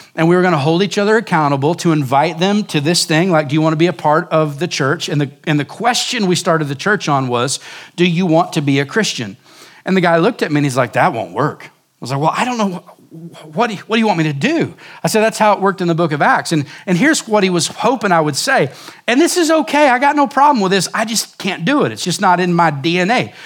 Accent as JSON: {"language": "English", "region": "Oklahoma", "country": "United States", "tie": "born or raised there", "moved": "as an adult", "lives_now": "Surprise, Arizona, United States", "said": "growing up in Oklahoma"}